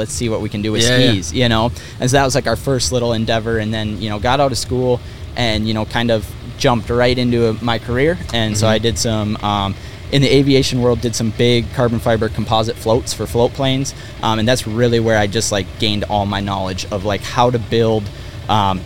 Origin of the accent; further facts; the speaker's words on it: Rogers, Minnesota, United States; we're from kind of north of the Twin Cities here in Minnesota. So kind of the Rogers Elk River area